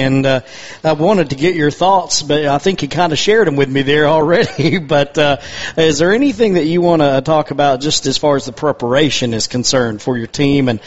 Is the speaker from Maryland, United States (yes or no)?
no; Toccoa, Georgia, United States; I'm from Stevens County, Toccoa, Georgia, up in North Georgia.